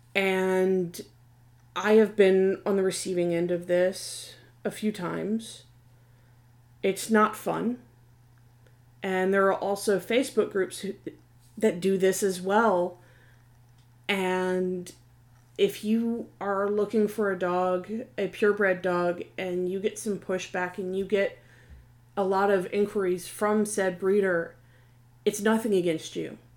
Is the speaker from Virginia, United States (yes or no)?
yes; Virginia Beach, Virginia, United States; I'm from the Virginia Beach and Tidewater area. So as a child, I knew and was familiar with PETA.